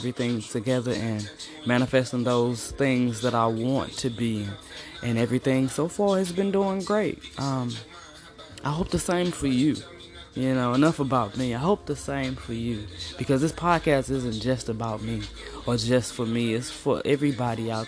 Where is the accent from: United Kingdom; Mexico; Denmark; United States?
United States; East St. Louis, Illinois; I'm from East St. Louis, originally just East St. Louis, okay? Might have been born across the river, but I'm East St. to the fullest